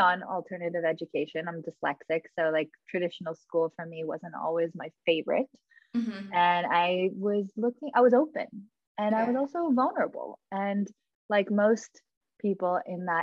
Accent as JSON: {"language": "English", "town": "Los Angeles", "region": "California", "country": "United States", "tie": "born or raised there", "said": "I grew up in Los Angeles"}